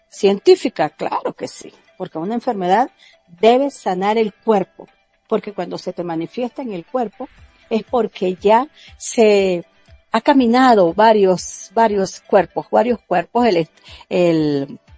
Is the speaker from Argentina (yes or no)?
no; Venezuela; moved away as an adult; soy de Venezuela. Mm, me vine de Venezuela ya con estos conocimientos, estos estudios y esta práctica de un curso de milagros.